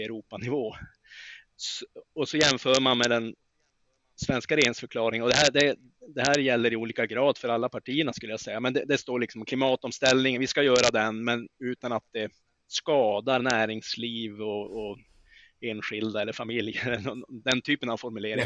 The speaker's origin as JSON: {"language": "Swedish", "region": "northern Sweden", "country": "Sweden", "tie": "born or raised there", "said": "min hembygd i norra Sverige"}